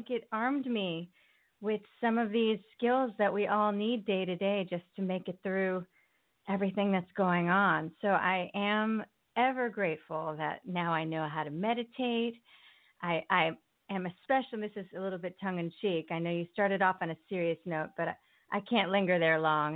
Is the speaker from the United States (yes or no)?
yes; Connecticut, United States; moved away as an adult; also born or lived in Port Chester, New York / California; now in New York City, United States; I did grow up in the New York area. I was born in Port Chester, New York, and I lived in various parts of Connecticut.